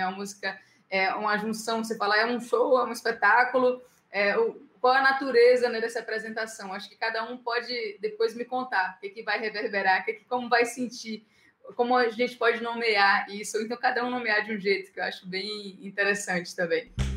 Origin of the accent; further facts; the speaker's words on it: Bahia, Brazil; eu, como baiana 440 volts